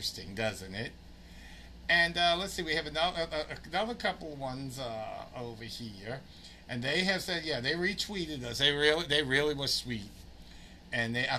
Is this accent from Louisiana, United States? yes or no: yes; New Orleans, Louisiana, United States; accent: New Orleans; now in New Jersey, United States; My New Orleans accent just stays with me.